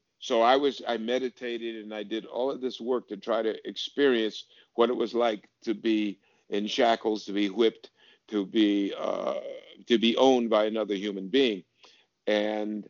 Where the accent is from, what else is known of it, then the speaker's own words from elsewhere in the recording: Connecticut, United States; I've experienced discrimination and in Connecticut, where I grew up.